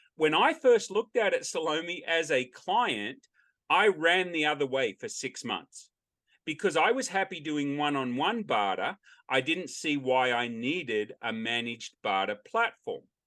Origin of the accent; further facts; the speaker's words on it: Australia; now in United States; I'm an Australian and I say Australian by birth, American by choice